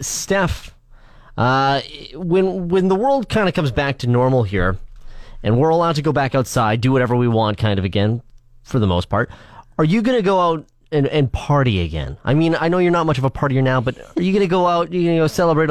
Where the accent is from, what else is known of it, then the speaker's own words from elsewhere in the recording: Canada; We're the best introverted country in the world.